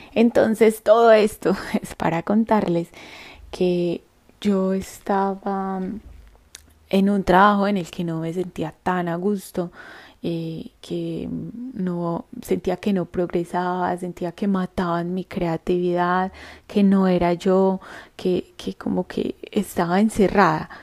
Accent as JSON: {"language": "Spanish", "town": "Andes", "region": "Antioquia", "country": "Colombia", "tie": "born or raised there", "moved": "yes", "lives_now": "Medellín, Colombia", "said": "yo nací en un pueblo en la cordillera de los Andes que se llama Andes y queda en el suroeste antioqueño en el departamento de Antioquia en Colombia"}